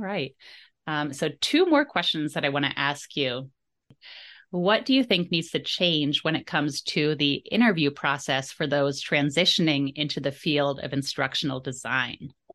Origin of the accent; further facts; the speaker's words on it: Jersey Shore, New Jersey, United States; I grew up on the Jersey Shore